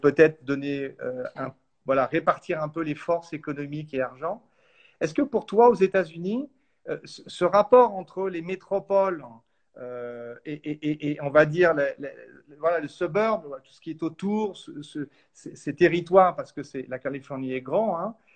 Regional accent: France; chez nous en France

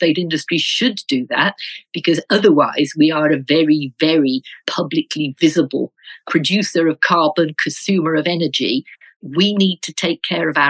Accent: Birmingham, West Midlands, United Kingdom; I come from Birmingham

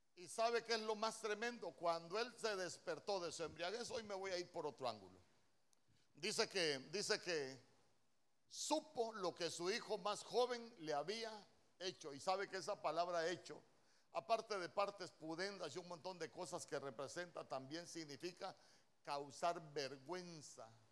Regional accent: El Salvador; moved away; cuando me vine de mi tierra El Salvador

